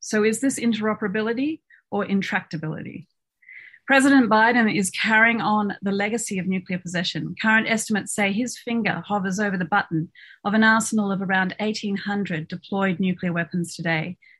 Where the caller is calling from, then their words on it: Melbourne, Victoria, Australia; I'm speaking tonight from Nam on the lands of the Wurundjeri people